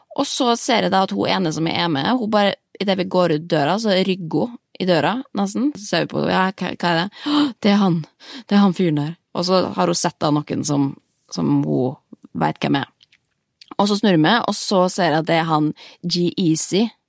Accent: Norway; vi er jo nordmenn

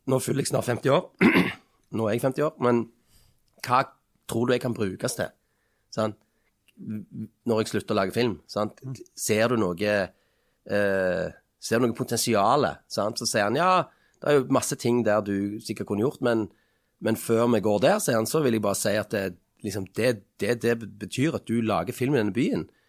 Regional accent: Stavanger, Rogaland, Norway; Nå kommer jeg fra Kalhammeren i Stavanger

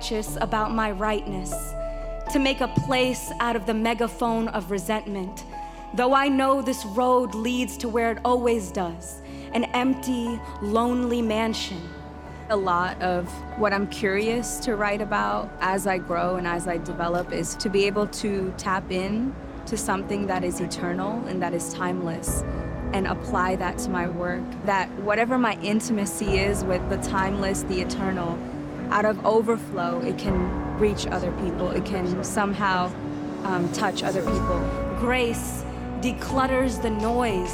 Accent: Long Island, New York, United States; also born or lived in Queens, New York; I was born in Queens to immigrant parents from India. We spent a few years of life there before we moved to Long Island

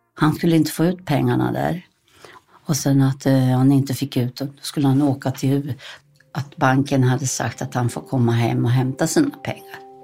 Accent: Småland, Sweden; jag var från Småland

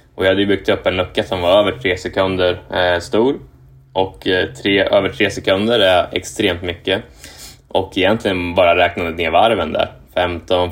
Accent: Kumla, Örebro County, Sweden; moved away as an adult; also born or lived in Japan; now in Indianapolis, United States; jag är uppvuxen i Kumla eh, som är ju ja, en kvart från Örebro

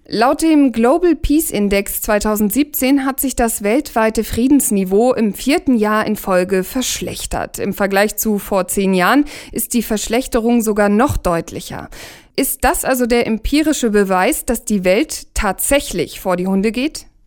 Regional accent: Germany; bei uns in Deutschland

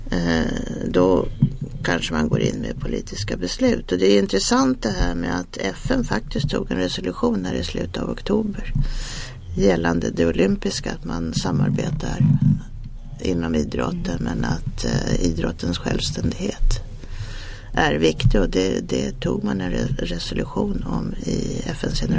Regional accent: Sweden; nu pratar man som svensk så är det ju, man, har ju viss skepticism

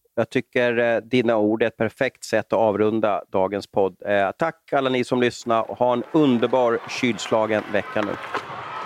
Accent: Sweden; som svensk

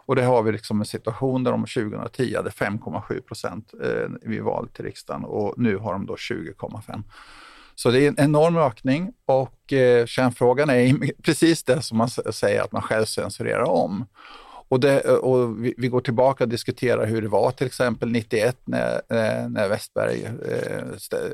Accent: Tranås, Jönköping County, Sweden; jag kommer själv ursprungligen från Tranås och det här är, liksom, det är svåra saker att diskutera i, små, i mindre samhällen ute på landsbygden och så vidare.

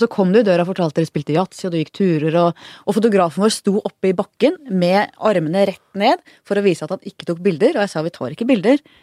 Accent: Oslo, Norway; bodde på Manglerud faktisk, der jeg vokste opp

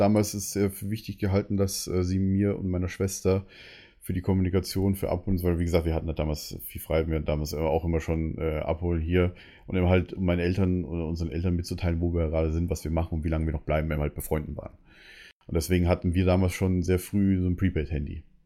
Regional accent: Bavaria, Germany; now in Berlin, Germany; man sagt bei uns in Bayern Chemie

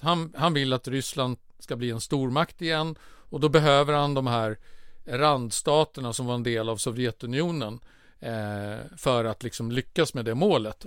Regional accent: Sweden; som svensk

